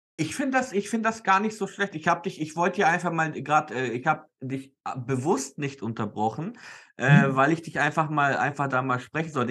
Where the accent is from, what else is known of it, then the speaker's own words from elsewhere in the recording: Nuremberg, Bavaria, Germany; ich bin leider in Nürnberg aufgewachsen und deswegen Nürnberg-Fan